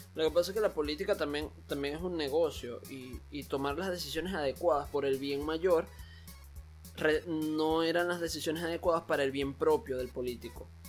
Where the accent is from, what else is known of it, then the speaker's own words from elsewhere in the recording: Venezuela; moved away as an adult; now in Panama; mientras viví en Venezuela y todos mis últimos años en Venezuela